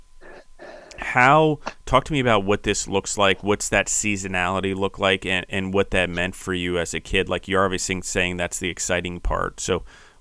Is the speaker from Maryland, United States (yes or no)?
yes; Maryland, United States; moved away; also born or lived in Pennsylvania; I grew up near orchards in Maryland